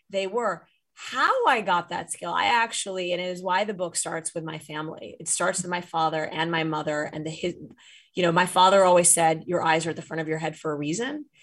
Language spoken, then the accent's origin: English; Saudi Arabia; now in United States; we grew up, I grew up in Saudi Arabia, as I write in the book.